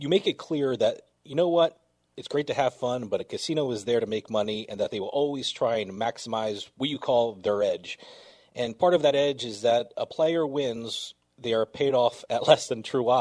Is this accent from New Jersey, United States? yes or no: yes; New Jersey, United States; I'm from New Jersey, so I've been around casinos all my life.